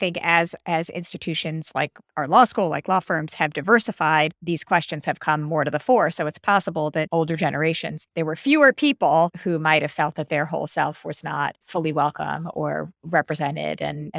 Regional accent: New York, United States; being a New Yorker

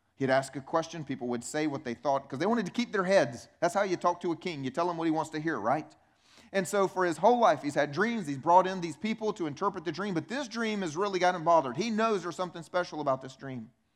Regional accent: United States; also born or lived in Romania; I grew up in America

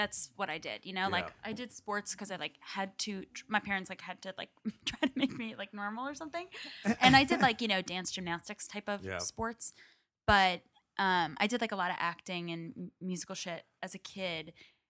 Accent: Long Island, New York, United States; moved away as an adult; also born or lived in Suffolk County; now in New York City, United States; I grew up in Long Island and then came here for college

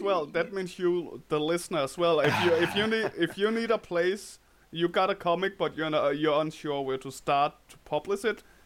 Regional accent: Denmark; accent: Danish; English is a second language; Danish accent

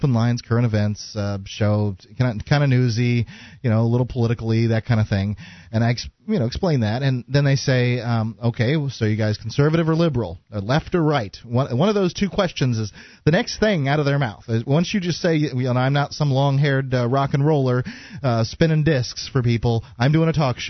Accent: Atlanta, Georgia, United States; oh, well, I'm from Atlanta. I know what a libertarian is.

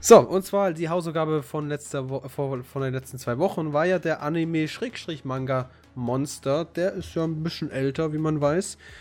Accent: Germany; als Deutscher

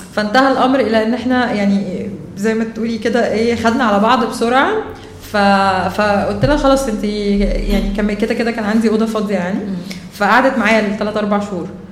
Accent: Egypt; انا اصلا من مصر طالعه

